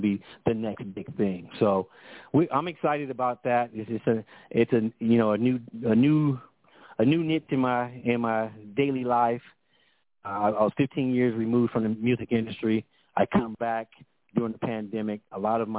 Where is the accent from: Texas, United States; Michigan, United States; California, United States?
California, United States; Compton; I'm born and raised in Compton